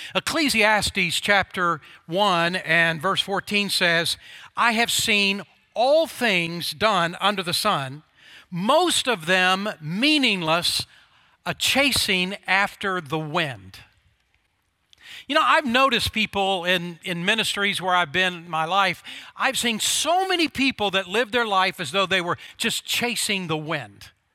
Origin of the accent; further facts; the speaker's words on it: Oklahoma, United States; when I was a grade schooler growing up in Oklahoma